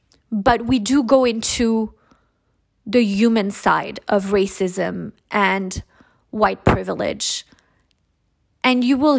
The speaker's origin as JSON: {"language": "English", "country": "Monaco", "said": "I am your host from Monaco."}